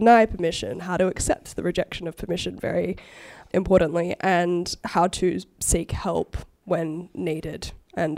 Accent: Australia; I experienced as an Australian growing up

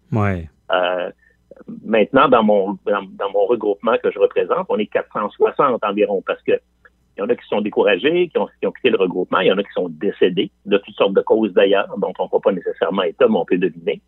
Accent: Quebec City, Quebec, Canada; je viens de Limoilou. Je viens de, je viens de ce qu'on appelle l'Anglopole à trois coins de rue

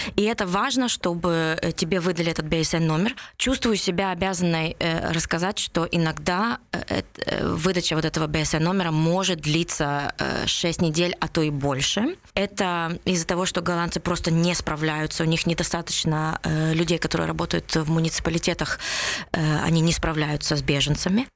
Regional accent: Vinnytsia, Vinnytsia Oblast, Ukraine; now in Netherlands; Я родилась в Виннице, но с 93 -го года живу здесь, в Нидерландах

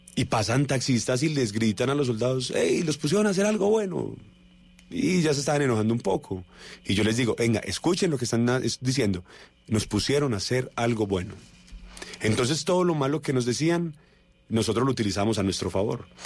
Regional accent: Colombia; also born or lived in Manizales / Argentina / Brazil; soy colombiano, por el acento obviamente no, no soy brasilero

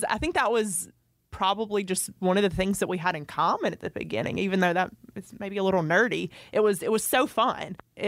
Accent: Royston, Georgia, United States; also born or lived in Sandersville, United States; So I grew up in Royston, Georgia, which is in Franklin County, which is where Derek is from.

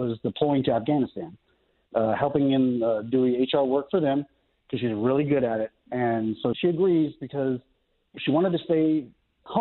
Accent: Mesa, Arizona, United States; now in Norman, United States; my hometown, Mesa, Arizona

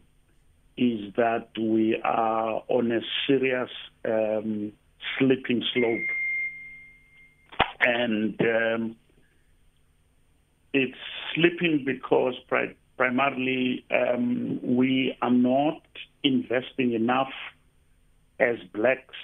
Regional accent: Eastern Cape, South Africa; now in Cape Town, South Africa; I come from the Eastern Cape and I'm in Cape Town

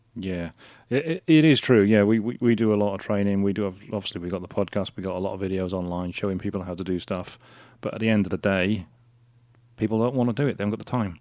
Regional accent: Wales, United Kingdom; Wales, 'cause I'm Welsh

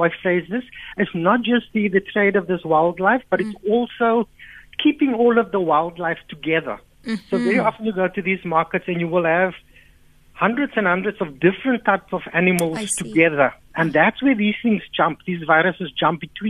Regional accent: South Africa; as a South African people

